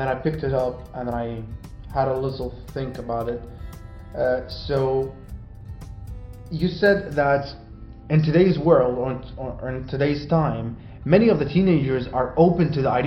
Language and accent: English; Sweden; we grew up in Sweden, you were born there, I came there at a very young age.